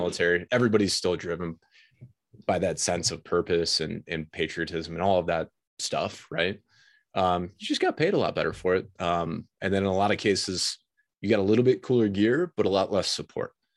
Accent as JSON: {"language": "English", "town": "Detroit", "region": "Michigan", "country": "United States", "tie": "born or raised there", "said": "I grew up in the Detroit"}